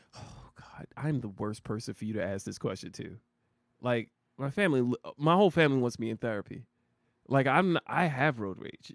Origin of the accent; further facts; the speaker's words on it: New Jersey, United States; I'm from Jersey.